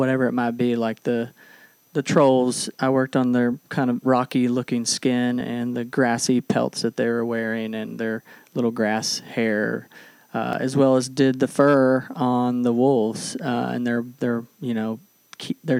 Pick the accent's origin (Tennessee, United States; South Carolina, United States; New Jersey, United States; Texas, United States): Texas, United States; Texarkana; also born or lived in Little Rock, Arkansas / Los Angeles; now in Northwest Arkansas, United States; I was born in Little Rock, though I did grow up on the Texas side of Texarkana.